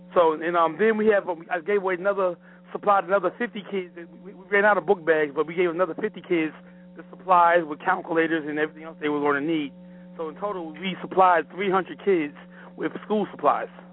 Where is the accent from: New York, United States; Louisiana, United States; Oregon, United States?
New York, United States; now in Clayton, United States; I'm from New York, but I'm here in Clayton, North Carolina